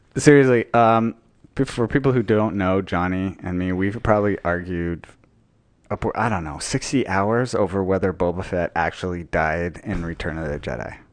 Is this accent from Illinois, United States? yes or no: no; Utah, United States; I was born and raised in Utah, so not a lot of surfing in Utah.